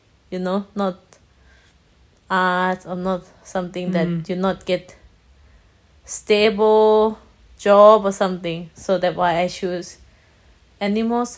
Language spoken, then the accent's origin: English; Hat Yai, Songkhla, Thailand; first language Thai; English is a second language; So I come from Thailand. So from the south, like I live in Hat Yai. So it was a city in the south near Malaysia.